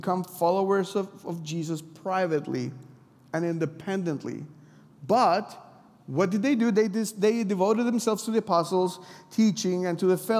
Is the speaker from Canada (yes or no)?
no; Mexico; I'm from Mexico